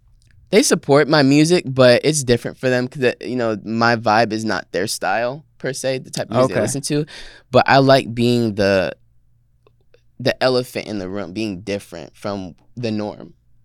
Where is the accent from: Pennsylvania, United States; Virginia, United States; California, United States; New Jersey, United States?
New Jersey, United States; Trenton; born there; I was born in Trenton, New Jersey.